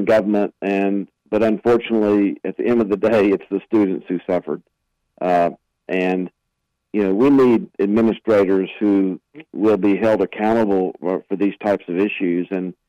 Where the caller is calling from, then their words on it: Asheville, North Carolina, United States; Fantastic, Jeff. I'm joining you from Asheville, and great to be with you.